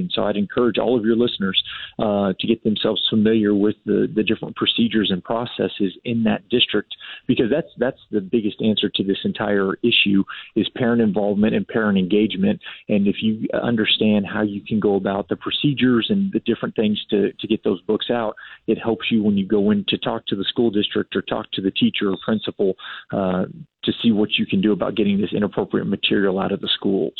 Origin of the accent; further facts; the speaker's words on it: San Antonio, Texas, United States; I grew up in San Antonio and actually went to a Northeast ISD school